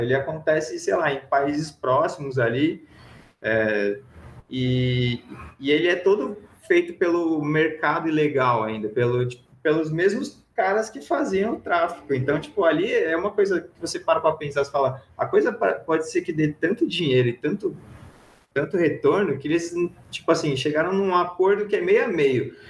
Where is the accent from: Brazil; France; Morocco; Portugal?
Brazil; e a gente se chama de brasileiro